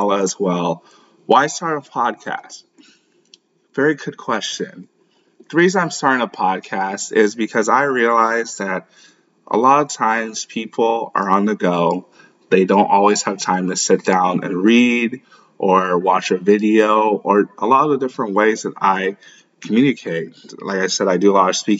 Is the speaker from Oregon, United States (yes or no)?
no; St. Louis, Missouri, United States; also born or lived in Lagos, Nigeria; I was born in Lagos. I grew up in St. Louis, Missouri